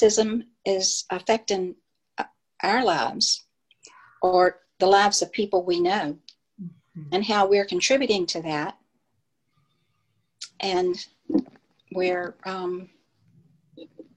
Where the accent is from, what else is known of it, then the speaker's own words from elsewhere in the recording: Lynchburg, Virginia, United States; I grew up in Lynchburg, Virginia